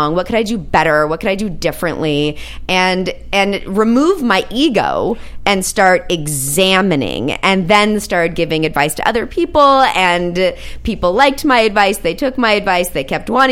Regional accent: Los Angeles, California, United States; I'm born and bred West Angelino.

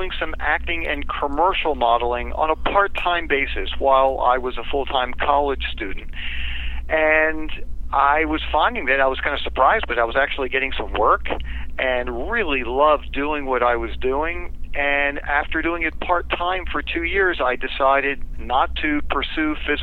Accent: Baltimore, Maryland, United States; I grew up here. My bed is here

